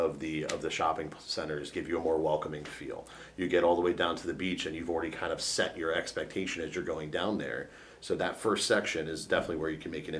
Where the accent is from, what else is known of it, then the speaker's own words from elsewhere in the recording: Northern Virginia, United States; moved away; I grew up in Northern Virginia, nowhere close.